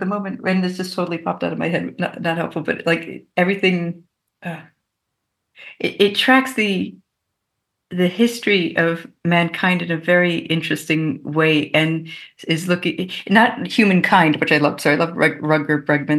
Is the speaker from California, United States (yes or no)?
no; Maryland, United States; also born or lived in Mexico / Canada; I grew up in North America. And I actually grew up in the US, Mexico, and Canada, sort of moving around. And then we came back to Maryland when I was in middle school.